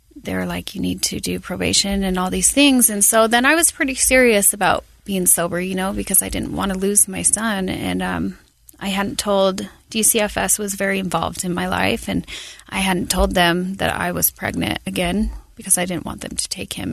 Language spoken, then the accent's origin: English; Salt Lake City, Utah, United States; I was born here in Salt Lake